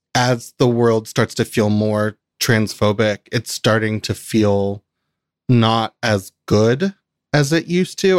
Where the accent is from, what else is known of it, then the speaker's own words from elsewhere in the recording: Kentucky, United States; moved away; I grew up in Kentucky